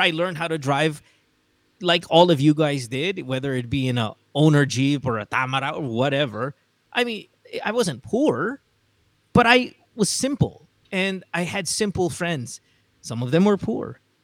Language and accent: English; Central Luzon, Philippines; accent: Amboy; first language English; I grew up in Bulacan. I, I admit my Tagalog isn't the best. And that's because we spoke English at home.